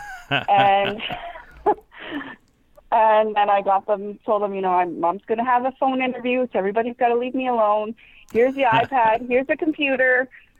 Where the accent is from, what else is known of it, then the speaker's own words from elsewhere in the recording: Harmony, Ontario, Canada; I grew up in Harmony, which is just south of Stratford.